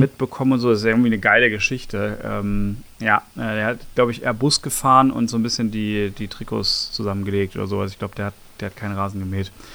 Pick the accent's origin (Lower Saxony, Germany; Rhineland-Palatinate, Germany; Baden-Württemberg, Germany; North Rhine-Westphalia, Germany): North Rhine-Westphalia, Germany; Bochum; now in Berlin, Germany; ich bin ja in Bochum geboren.